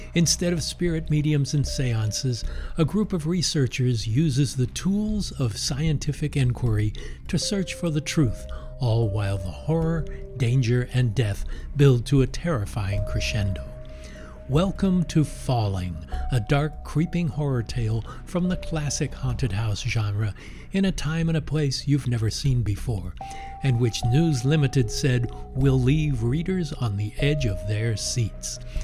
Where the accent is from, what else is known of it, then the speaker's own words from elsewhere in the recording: Los Angeles, California, United States; you're talking about my hometown